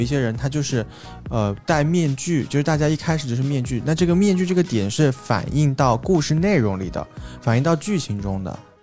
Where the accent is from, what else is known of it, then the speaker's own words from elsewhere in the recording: Changsha, Hunan, China; 我也是长沙人嘛